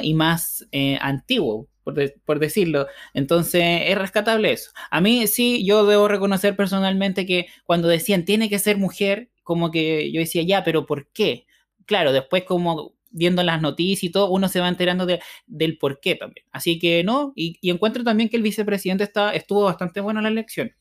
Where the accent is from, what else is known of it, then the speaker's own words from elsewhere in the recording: Chile; muchos chilenos somos mitad español y mitad mapuche